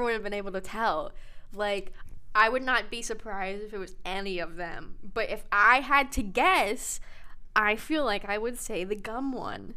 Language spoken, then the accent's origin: English; United States; I'm an American